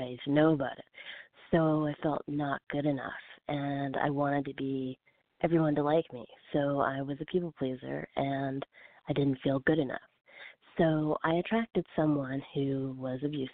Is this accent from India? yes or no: no; Fredericton, New Brunswick, Canada; also born or lived in Calgary; now in Los Angeles, United States; I'm originally from the East Coast of Fredericton, New Brunswick, but I went to Calgary and stayed there for almost 3 years